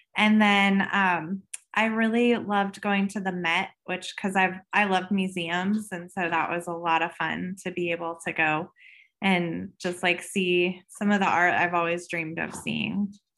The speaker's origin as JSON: {"language": "English", "region": "Colorado", "country": "United States", "tie": "born or raised there", "said": "I live, um, in Colorado, so I'm a third generation, generation native."}